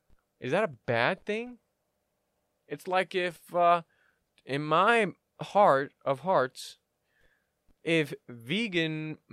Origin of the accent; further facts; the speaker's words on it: Illinois, United States; I was from Southern Illinois, so there's a lot of cornfields.